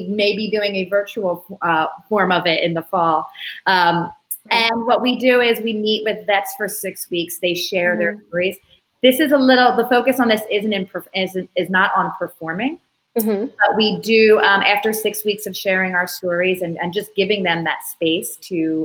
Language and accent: English; Philadelphia, Pennsylvania, United States; moved away; I'm an Italian from Philadelphia.